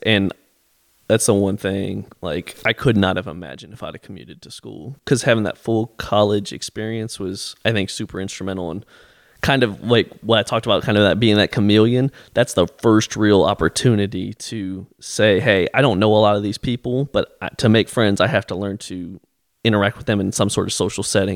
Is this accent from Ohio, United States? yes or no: yes; Canton, Ohio, United States; moved away; I grew up in Canton